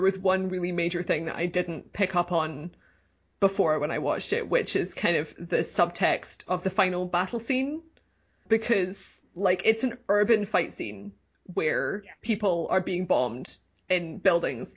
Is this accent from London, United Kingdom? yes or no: no; Scotland, United Kingdom; I grew up in Scotland